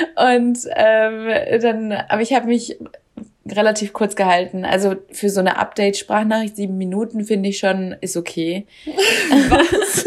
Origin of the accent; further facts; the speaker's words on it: Germany; now in Sweden; als Deutsche